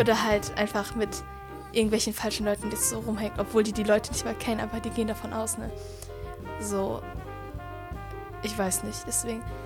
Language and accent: German; Germany; ich bin ja in Deutschland hier so geboren und aufgewachsen